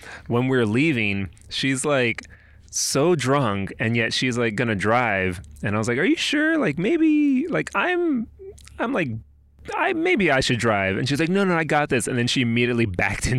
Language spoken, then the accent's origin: English; El Paso, Texas, United States; my home city, my hometown of El Paso